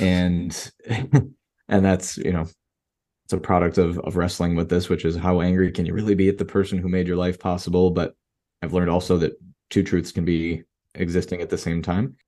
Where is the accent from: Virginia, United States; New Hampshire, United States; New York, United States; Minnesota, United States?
New York, United States; Rochester; now in Miami, United States; I live in Miami, Florida, and I was, you know, born and raised in Rochester, New York